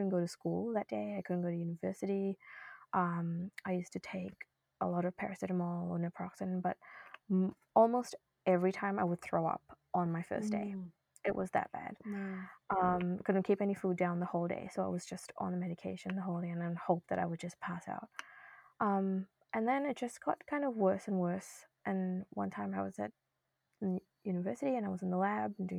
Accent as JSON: {"language": "English", "country": "New Zealand", "tie": "born or raised there", "also_born_or_lived": "India / Norway / Boston, United States", "moved": "as an adult", "lives_now": "Sydney, Canada", "said": "I was born in India, actually, and I moved to New Zealand when I was young, grew up there, went to school"}